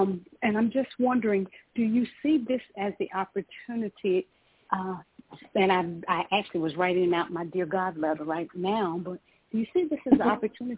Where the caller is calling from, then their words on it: Georgia, United States; I'm calling from Georgia.